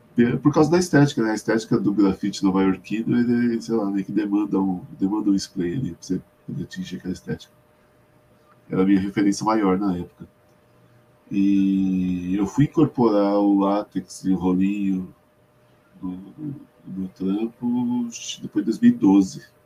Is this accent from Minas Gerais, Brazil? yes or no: no; São Paulo, Brazil; tinha bastante pichador na onde eu morava, eu sou de Perus